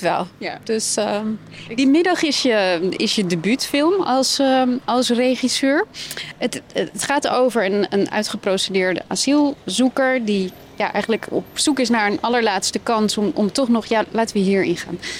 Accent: Iran; also born or lived in Amsterdam, Netherlands; now in Netherlands; Ik kom uit Iran

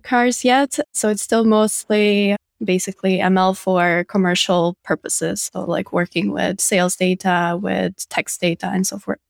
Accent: Riga, Latvia; data science in my hometown

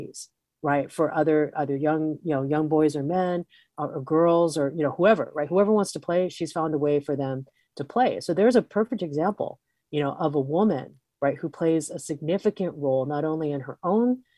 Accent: Hawaii, United States; I come from Hawaii

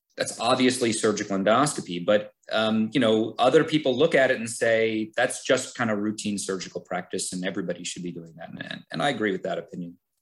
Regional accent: Scranton, Pennsylvania, United States; moved away as an adult; also born or lived in Cleveland, Ohio; now in Hershey, United States; I grew up in Scranton. I, I stayed home for college.

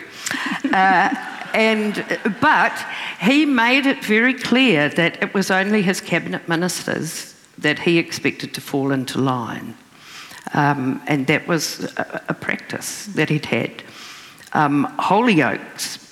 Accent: Raglan, Waikato, New Zealand; And Raglan, my hometown

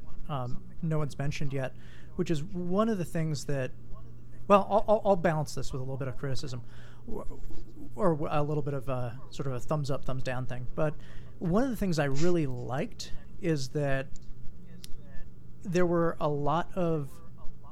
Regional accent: Hawaii, United States; I'm from Hawaii

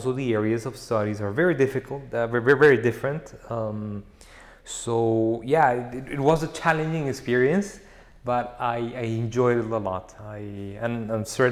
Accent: Bogotá, Colombia; moved away as an adult; now in Geneva, Switzerland; I grew up in Bogota, but from my mother's side, they come from a town by the River Magdalena in Colombia

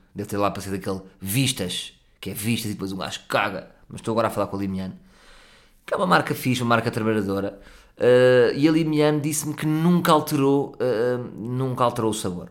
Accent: Portugal; Também sou português

